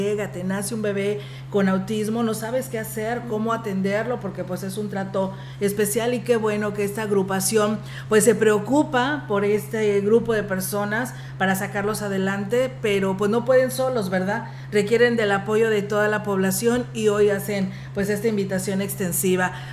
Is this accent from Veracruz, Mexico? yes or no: yes; Pánuco, Veracruz, Mexico; De Pánuco, Veracruz. De Pánuco, Veracruz.